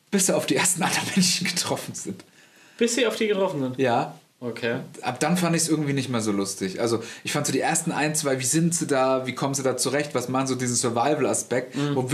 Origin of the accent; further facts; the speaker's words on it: Hesse, Germany; Architekt, ich komme aus Nordhessen.